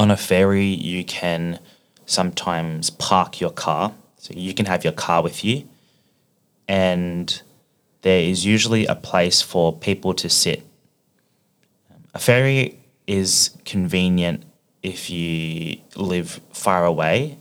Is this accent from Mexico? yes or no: no; Australia; accent: Australian English; also born or lived in Melbourne; I'm an English teacher and I'm from Australia. So I speak Australian English